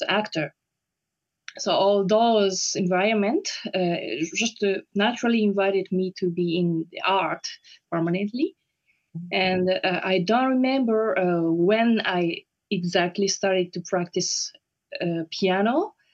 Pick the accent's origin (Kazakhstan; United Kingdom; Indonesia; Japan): Japan; Osaka; English is a second language; moved away as an adult; also born or lived in Tokyo, Japan / Paris, France; now in The Hague, Netherlands; My origin is Japanese. So I was born in Osaka, in Japan